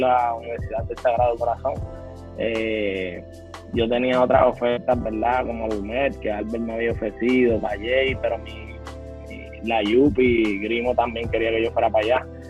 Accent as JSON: {"language": "Spanish", "town": "Las Piedras", "country": "Puerto Rico", "tie": "born or raised there", "said": "soy de Las Piedras, eh, aquí así toda mi vida"}